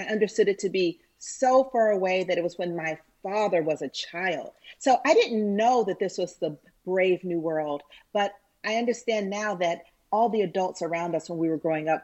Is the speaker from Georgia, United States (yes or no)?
yes; Atlanta, Georgia, United States; I grew up in Cascade Heights